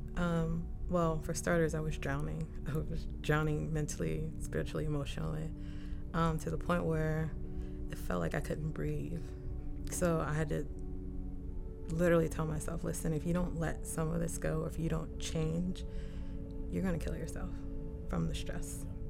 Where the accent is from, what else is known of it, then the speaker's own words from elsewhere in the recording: Maryland, United States; born and raised in Maryland most of my life. Primarily lived in Montgomery County, like northern DC area.